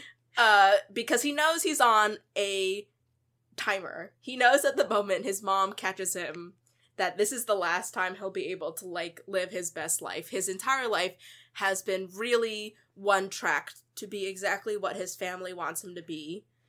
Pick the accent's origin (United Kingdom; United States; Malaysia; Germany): United States; as a person and as a Buddhist and as an American